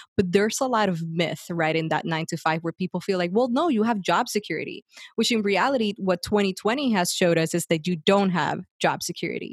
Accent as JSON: {"language": "English", "country": "Puerto Rico", "tie": "born or raised there", "moved": "yes", "said": "I grew up in Puerto Rico and I left the island"}